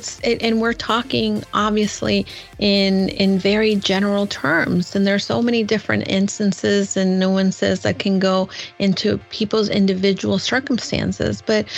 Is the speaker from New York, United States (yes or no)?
yes; New York City, New York, United States; I'm a New Yorker. He's a New Yorker. We love the Yankees.